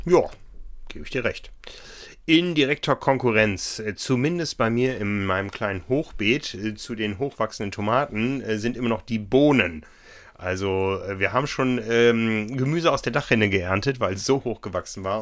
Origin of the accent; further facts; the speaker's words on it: Northern Germany, Germany; In meiner Heimat gab es immer viel Grünkohl